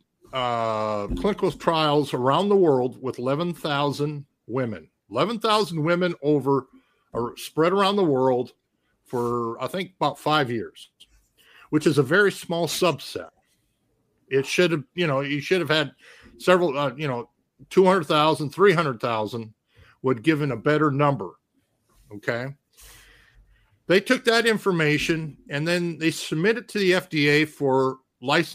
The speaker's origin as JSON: {"language": "English", "region": "Minnesota", "country": "United States", "tie": "born or raised there", "said": "my home state of Minnesota"}